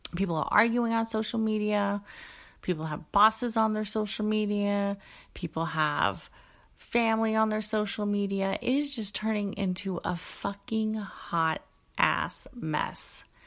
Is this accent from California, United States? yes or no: yes; Bay Area, California, United States; a kid growing up in the Bay Area, um, who had a father who was Mexican from Mexico